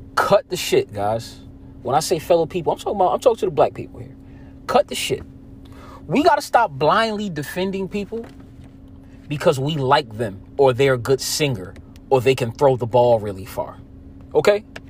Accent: New Jersey, United States; I'm from Jersey

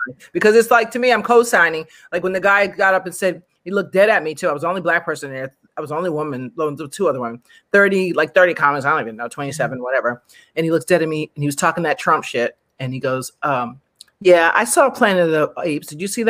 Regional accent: United States; I'm American, maybe because I'm American

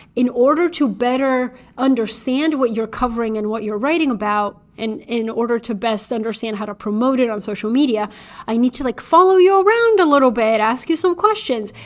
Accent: Bulgaria; moved away; I was little, growing up in Bulgaria

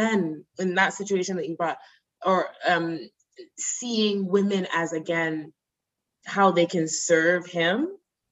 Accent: Nigeria; I'm Nigerian

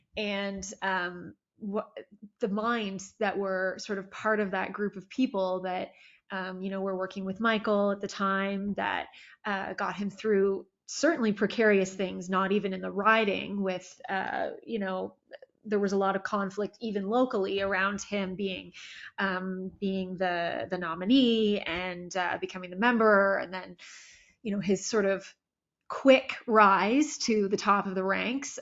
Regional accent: Toronto, Ontario, Canada; also born or lived in Barrie, Ontario; I was born in Toronto, and then when I was about 10 years old, we moved just outside of what is uh, now Barrie

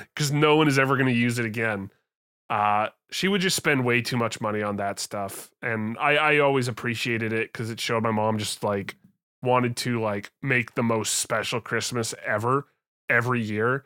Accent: Canada; I'm a Canadian.

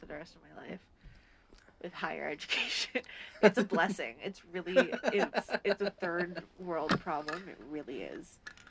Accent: Canada

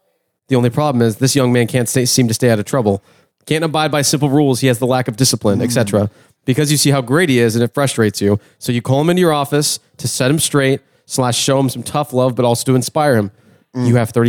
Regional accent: Queens, New York, United States; Like in all the World War II movies, there's always a bunch of loud guys from Queens. I'm from Queens.

